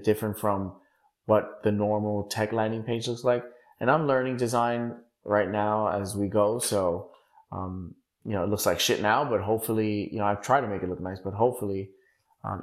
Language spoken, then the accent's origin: English; New York City, New York, United States; I was born and raised in Bushwick, Brooklyn.